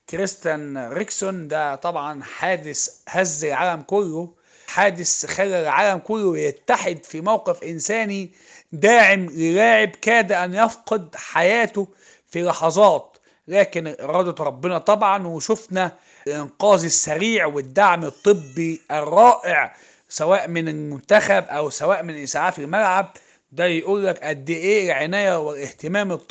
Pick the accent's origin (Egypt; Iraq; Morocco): Egypt; عندنا في مصر هنا